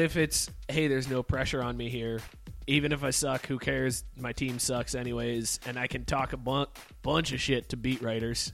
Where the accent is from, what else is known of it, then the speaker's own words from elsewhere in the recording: Youngstown, Ohio, United States; moved away; my hometown in Youngstown